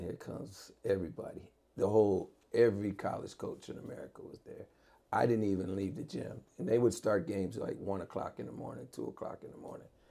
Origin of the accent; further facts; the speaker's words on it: Maryland, United States; moved away; I grew up in Maryland.